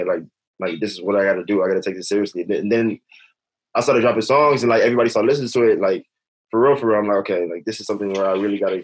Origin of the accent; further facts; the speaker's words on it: Los Angeles, California, United States; I'm next to like, I don't know if you heard of Baldwin Hills